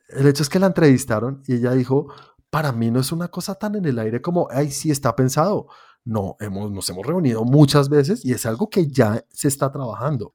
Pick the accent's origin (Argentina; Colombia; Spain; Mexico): Colombia; Yo, siendo colombiano, teniendo una productora de animación